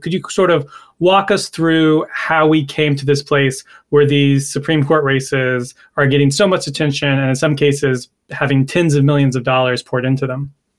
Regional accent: North Carolina, United States; North Carolina is my home state

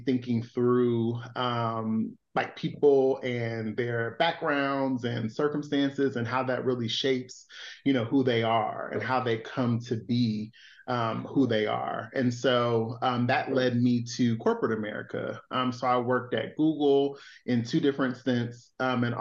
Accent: Chicago, Illinois, United States; moved away as an adult; also born or lived in Philadelphia; I was born and raised in Chicago

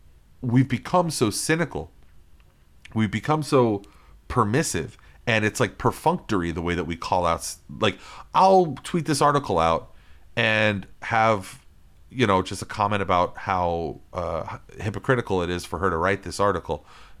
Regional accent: Florida, United States; LGBTQ Americans are still vulnerable to discrimination in 30 states, including here in my state, my home state of Florida.

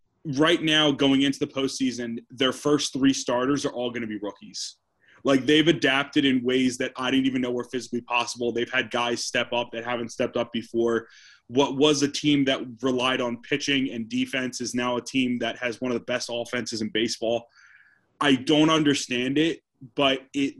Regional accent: New Jersey, United States; I'm from South Jersey

